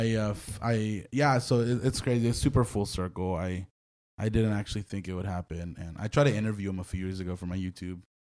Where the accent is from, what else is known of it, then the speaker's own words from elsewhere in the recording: Hanford, California, United States; Hanford, my hometown